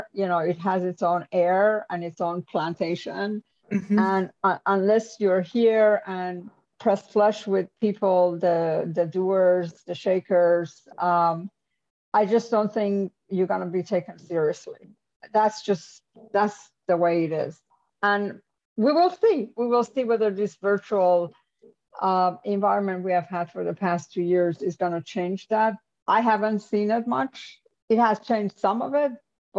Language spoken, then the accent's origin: English; New York, United States; also born or lived in Japan / United Kingdom / France / Germany; This is, you know, I come from New York. I worked in Japan. I worked in UK. I worked in France and Germany.